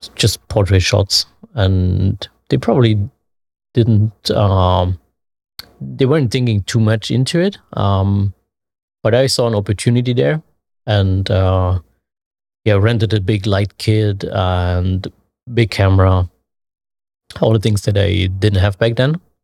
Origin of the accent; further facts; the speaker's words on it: Leipzig, Saxony, Germany; I'm from Leipzig, Germany, born and raised there.